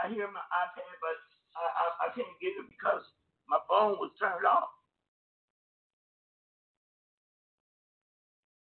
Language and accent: English; Ohio, United States; moved away; I was born in Ohio